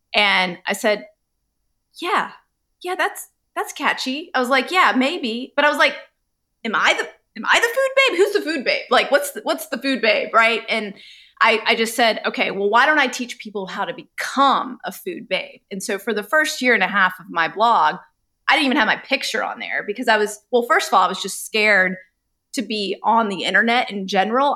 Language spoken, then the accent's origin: English; Charlotte, North Carolina, United States; I grew up in Charlotte, North Carolina with two immigrant you know, Indian parents